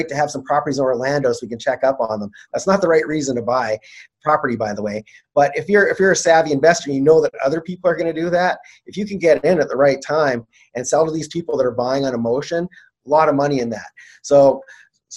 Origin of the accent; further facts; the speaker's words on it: Canada; I'm Canadian